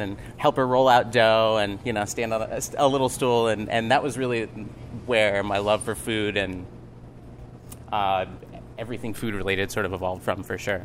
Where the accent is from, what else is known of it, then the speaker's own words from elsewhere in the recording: Grants Pass, Oregon, United States; now in Portland, United States; originally, I'm from Grants Pass, Oregon, small town just about four hours south of here.